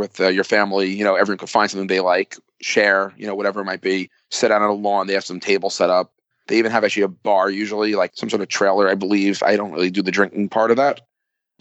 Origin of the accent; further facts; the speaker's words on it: New York City, New York, United States; I was born and raised in Brooklyn. I never actually left